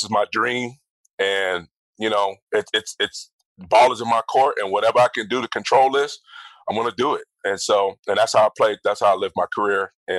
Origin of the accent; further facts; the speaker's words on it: Georgia, United States; Because I was, you know, played at Georgia, I'm from Georgia, all of that stuff, and I didn't get drafted by the Falcons.